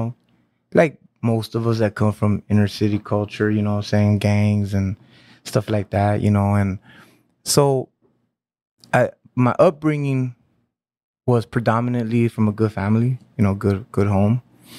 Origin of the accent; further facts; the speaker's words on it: Santa Ana, California, United States; I was born in Santa Ana.